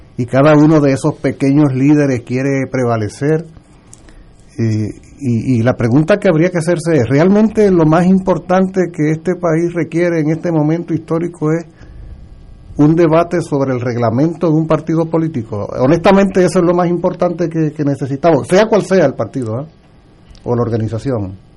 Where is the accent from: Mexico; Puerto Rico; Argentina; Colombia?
Puerto Rico; yo soy puertorriqueño